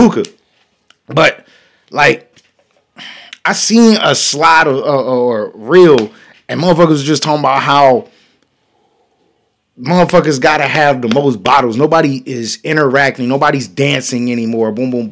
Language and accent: English; North Carolina, United States; I'm from North Carolina